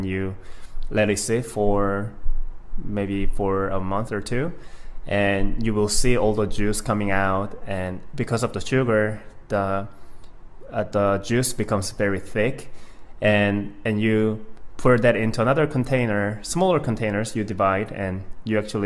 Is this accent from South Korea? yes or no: yes; Gwangyang, South Jeolla, South Korea; moved away as an adult; now in United States; I'm actually from a small town called Gwangyang in Korea